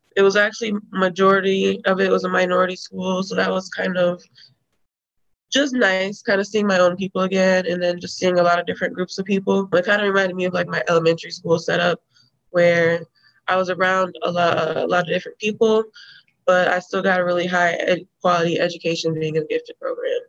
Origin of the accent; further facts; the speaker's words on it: Rockford, Illinois, United States; I grew up in Rockford, Illinois, in a black neighborhood on the west, kind of northwest side